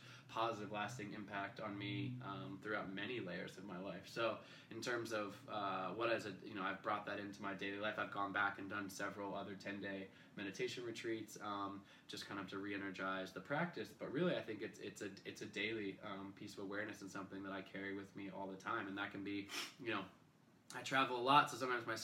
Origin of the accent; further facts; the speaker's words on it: Portland, Oregon, United States; I'm from Portland, Oregon.